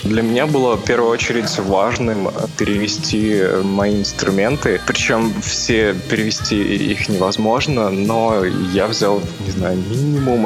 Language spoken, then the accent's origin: Russian; Divnogorsk, Krasnoyarsk Krai, Russia; also born or lived in Yekaterinburg; now in Saint Petersburg, Russia; Изначально я из Красноярска. В принципе, если прямо самое-самое начало, то это Дивногорск, это рядышком с Красноярском маленький город.